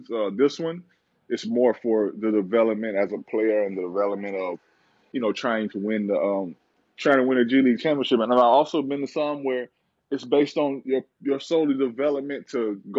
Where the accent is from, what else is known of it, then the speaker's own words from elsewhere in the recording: Ontario, Canada; like right right outside of Toronto. I mean, it's like 20 minutes from Toronto.